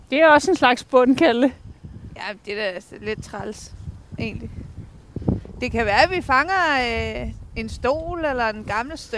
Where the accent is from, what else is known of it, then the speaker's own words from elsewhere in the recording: Esbjerg, Southern Denmark, Denmark; Jeg, jeg, jeg, jeg er fra Esbjerg, ikke?